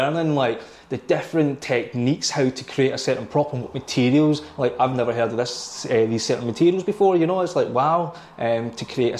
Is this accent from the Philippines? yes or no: no; Kilmarnock, Scotland, United Kingdom; me growing up in Kilmarnock, being in a poor family